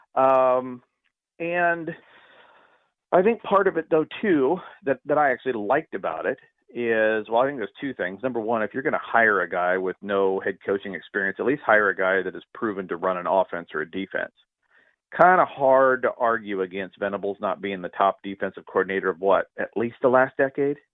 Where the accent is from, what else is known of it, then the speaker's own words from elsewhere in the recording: California, United States; growing up in the 70s in ultra rural California